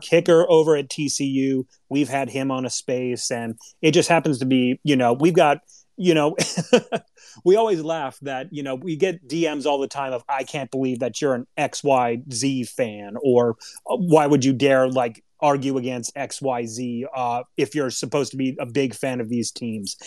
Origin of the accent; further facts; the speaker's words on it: Hawaii, United States; I was born and raised in Hawaii